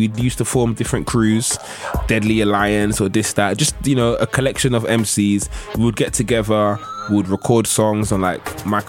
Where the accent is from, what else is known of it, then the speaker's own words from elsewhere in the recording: London, United Kingdom; I'm from Nigeria. I'm Nigerian. My parents are Nigeria, but I grew up in Woolwich. I always say I was made in Africa, born in the UK, because I was conceived on the motherland where they traveled and they had me in London.